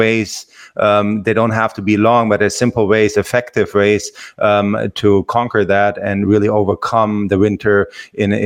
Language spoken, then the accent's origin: English; Germany; also born or lived in Hawaii / Los Angeles; now in Florida, United States; I grew up in Germany